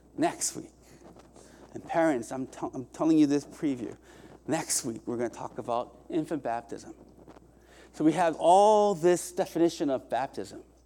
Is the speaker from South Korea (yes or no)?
yes; South Korea; moved away; also born or lived in Indiana, United States; I was raised in Korea in, by way of Indiana to here